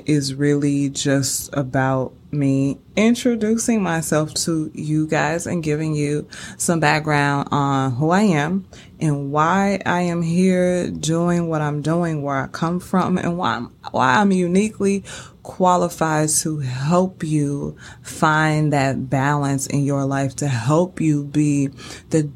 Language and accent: English; St. Louis, Missouri, United States; born and raised in St. Louis